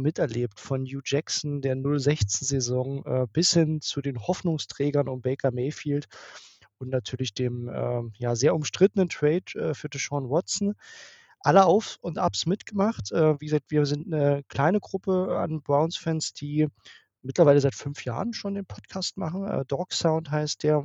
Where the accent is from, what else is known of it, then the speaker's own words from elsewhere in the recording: near Dresden, Saxony, Germany; ich komme aus der Nähe von Dresden